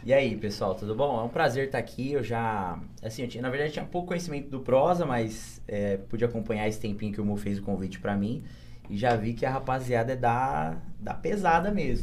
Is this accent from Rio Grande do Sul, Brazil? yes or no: no; Bariri, São Paulo, Brazil; Eu vim pra cá pequeno e aí eu cresci aqui. Mas eu na, sou nascido em São Paulo. Sou paulista aqui, baririense.